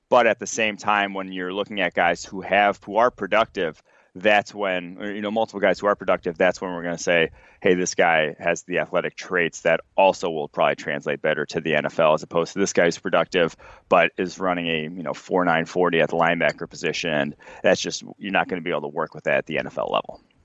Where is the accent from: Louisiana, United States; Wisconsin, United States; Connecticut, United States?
Wisconsin, United States; Milwaukee; I grew up in Milwaukee